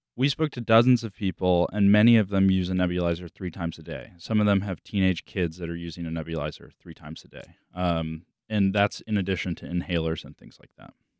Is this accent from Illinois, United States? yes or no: no; South Florida, United States; I grew up in South Florida. I grew up in the Everglades